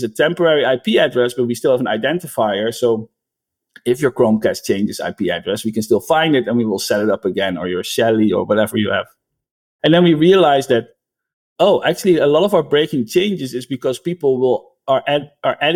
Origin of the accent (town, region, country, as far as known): Netherlands; now in United States